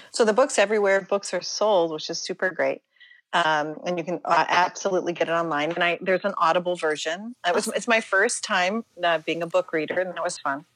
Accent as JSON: {"language": "English", "town": "Pittsburgh", "region": "Pennsylvania", "country": "United States", "said": "I'm mm-hmm. from Pittsburgh, Pennsylvania"}